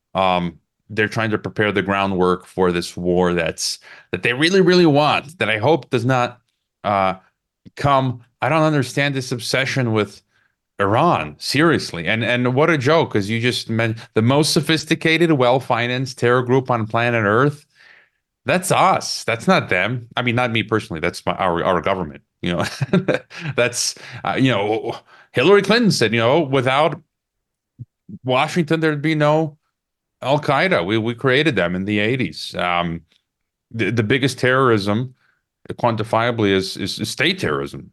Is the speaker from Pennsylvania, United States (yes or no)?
no; Chicago, Illinois, United States; moved away as an adult; I'm originally from Chicago, Illinois. About uh, you know, 15 years ago, I just happened to permanently expatriate from the U.S. empire